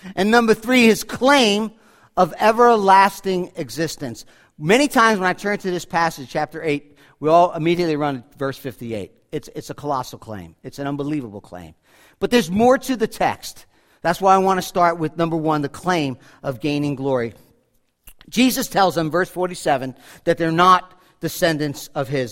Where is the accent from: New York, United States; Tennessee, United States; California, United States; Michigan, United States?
New York, United States; Rockland County; growing up in Rockland County